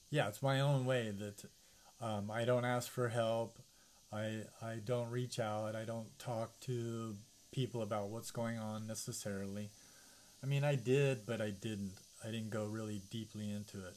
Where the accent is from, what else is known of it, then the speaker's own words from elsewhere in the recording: United States; growing up as an American